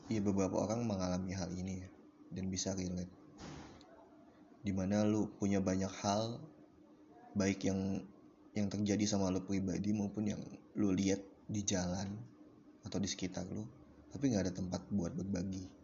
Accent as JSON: {"language": "Indonesian", "town": "Depok", "region": "West Java", "country": "Indonesia", "said": "Di kota gua di Depok kan akhir-akhir ini cuacanya lagi lagi sulit ditebak"}